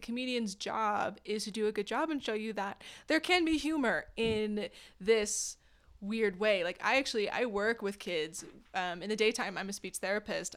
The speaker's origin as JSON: {"language": "English", "area": "Orange County", "region": "California", "country": "United States", "tie": "born or raised there", "also_born_or_lived": "Boulder, Colorado", "moved": "as an adult", "lives_now": "Phoenix, United States", "said": "I actually grew up in Orange County, California"}